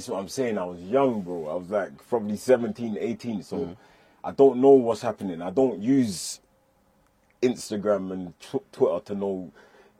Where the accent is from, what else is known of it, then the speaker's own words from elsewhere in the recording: London, United Kingdom; I'm from Brixton and I grew up around bare Jamaicans